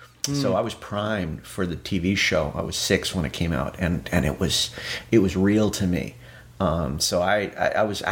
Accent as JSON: {"language": "English", "town": "Arlington", "region": "Virginia", "country": "United States", "tie": "born or raised there", "also_born_or_lived": "New York", "moved": "as an adult", "said": "I grew up in the Arlington, Virginia, the Northern Virginia area, Washington, D.C."}